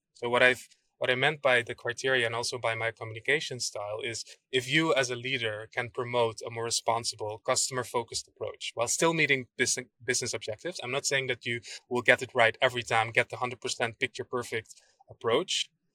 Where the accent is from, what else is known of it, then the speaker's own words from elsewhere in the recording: Aruba; moved away; also born or lived in Netherlands; I was born and raised in Aruba